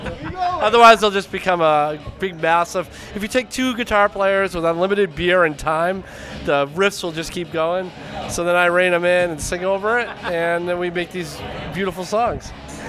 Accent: South Shore, Massachusetts, United States; also born or lived in Bridgewater / Quincy / Kingston; I'm from the South Shore originally.

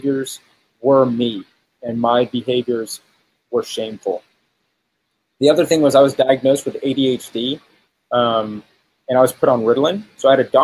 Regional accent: Texas, United States; So I grew up in Texas

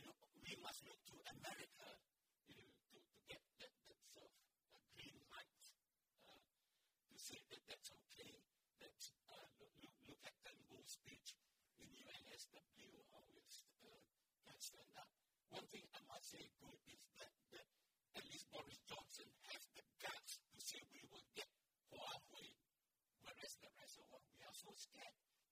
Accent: Malaysia; now in Australia; I come from Malaysia.

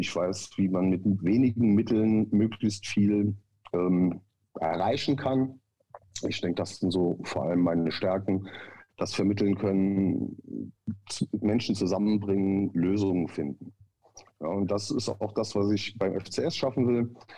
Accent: Saarland, Germany; ich bin im Saarland geboren, aufgewachsen, lebe bis heute hier

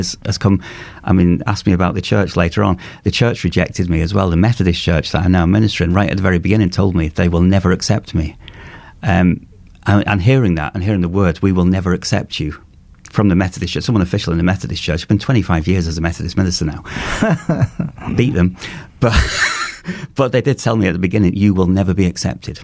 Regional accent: Cheshire, North West England, United Kingdom; I'm from Cheshire, and our nearest cities were like Chester and Liverpool and Manchester

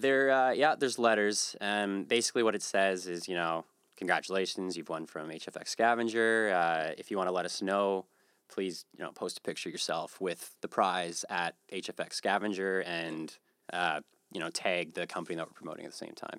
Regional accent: East Coast, Canada; also born or lived in Western Canada; now in Halifax, Canada; I'm from the East Coast originally, and I, I moved out west for a while

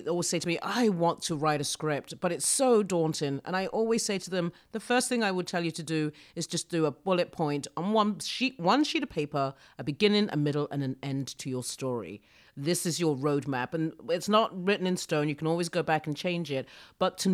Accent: United Kingdom; I'm so British

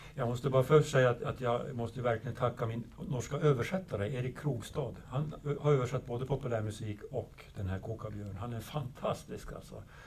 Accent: northern Sweden, Sweden; jag kommer från Nordsverige, väldigt, väldigt långt ifrån storbyarna

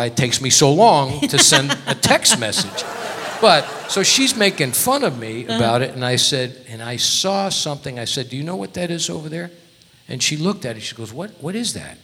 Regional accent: Connecticut, United States; now in Las Vegas, United States; I'm from Connecticut

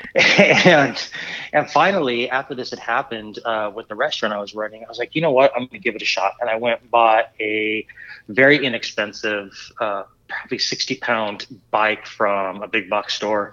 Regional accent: Southern California, United States; also born or lived in Springfield, Missouri; now in Bentonville, Arkansas, United States; I'm originally from Southern California. When I was young, I had bikes and I would just ride them around the neighborhood

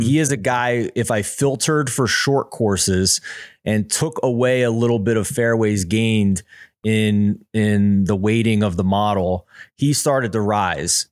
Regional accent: Philadelphia, Pennsylvania, United States; I'm from Philadelphia

